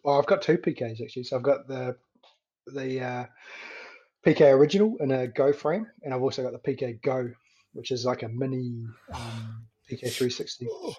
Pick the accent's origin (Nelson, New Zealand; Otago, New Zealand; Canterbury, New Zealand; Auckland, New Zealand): Nelson, New Zealand; my hometown, Nelson